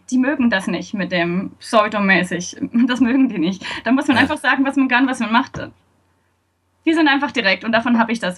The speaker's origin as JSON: {"language": "German", "town": "Ansbach", "region": "Bavaria", "country": "Germany", "tie": "born or raised there", "said": "ich lebe wieder in Ansbach, das ist meine Heimatstadt."}